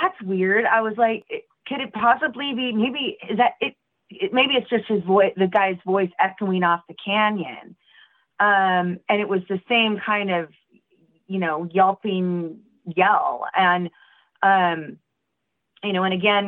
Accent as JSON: {"language": "English", "town": "Portland", "region": "Oregon", "country": "United States", "tie": "born or raised there", "said": "I'm from Oregon"}